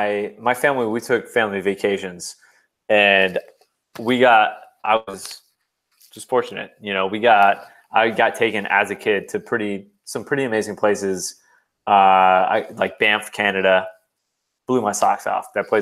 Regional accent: Florida, United States; also born or lived in San Diego, California; I was born in California. Parents split. Went with my mother all the way over to Florida. That's where I grew up. So I was actually born in California.

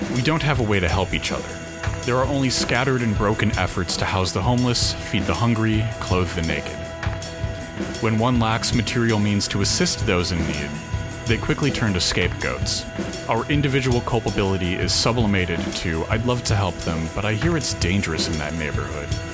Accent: United States; I'm too American

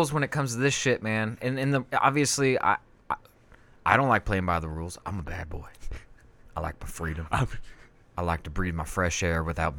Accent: Brooklyn, New York, United States; Did I tell you I grew up in Brooklyn?

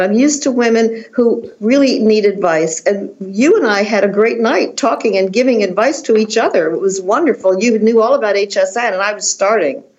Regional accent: Washington, District of Columbia, United States; moved away as an adult; also born or lived in Chevy Chase, Maryland / Paris; I'm from Washington D.C.

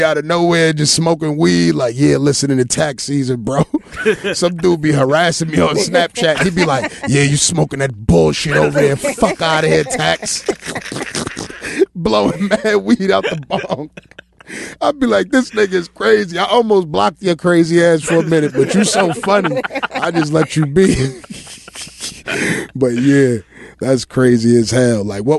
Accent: Arkansas, United States; people are like, yo, man, I feel like I'm from New York, man, and I'm from Arkansas.

